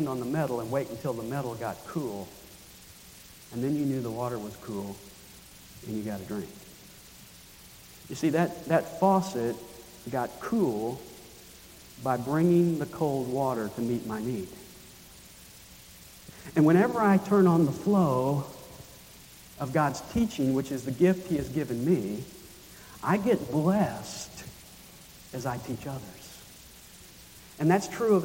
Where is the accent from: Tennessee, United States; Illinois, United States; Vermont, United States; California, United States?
Tennessee, United States; Nashville; When I was a kid growing up in Nashville